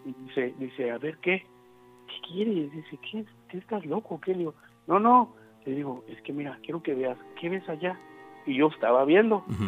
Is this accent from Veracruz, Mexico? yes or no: yes; Atoyac, Veracruz, Mexico; moved away; soy de Potronuevo, bueno, soy de Atoyac, pero ahorita estoy en tono nuevo.